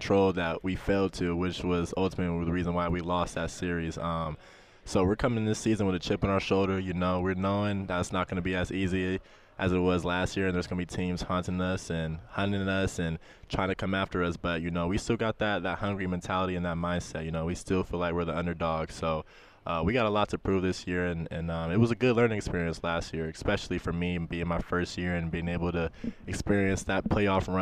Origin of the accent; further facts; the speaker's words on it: Los Angeles, California, United States; moved away; I grew up born and raised in Los Angeles